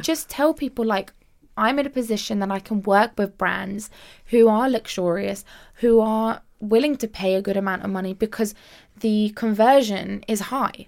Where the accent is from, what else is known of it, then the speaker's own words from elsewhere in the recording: United Kingdom; I actually, um, immigrated to the U K when I was five years old